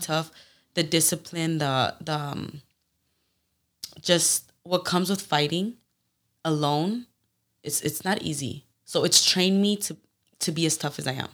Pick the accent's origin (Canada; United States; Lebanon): United States; Phoenix, Arizona; first language Spanish; English is a second language; grew up in Phoenix, Arizona